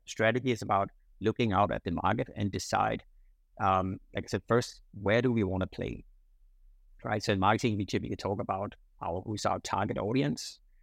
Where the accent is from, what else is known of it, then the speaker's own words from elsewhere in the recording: Denmark; moved away as an adult; now in Singapore; I'm originally from Denmark, uh, so I grew up in, in Denmark, um, but I came to Singapore in 1999.